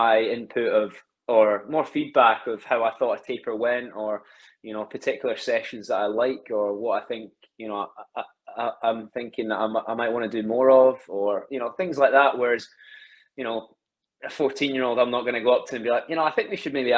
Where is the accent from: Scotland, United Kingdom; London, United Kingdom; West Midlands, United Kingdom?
Scotland, United Kingdom; Alloa; also born or lived in Glasgow; now in Stirling, United Kingdom; I grew up about 10 minutes away from Stirling in a place called Alloa